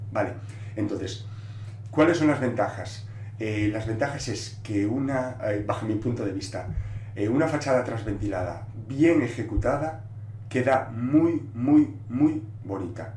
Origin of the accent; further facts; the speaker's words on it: Galicia, Spain; first language Galician; Spanish is a second language; yo lo escribo en gallego, porque yo soy gallego falante, galego falante, y, yo normalmente hablo en gallego